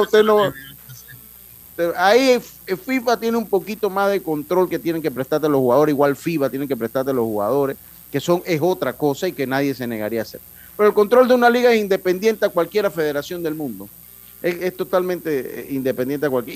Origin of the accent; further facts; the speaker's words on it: Panama; como buen panameño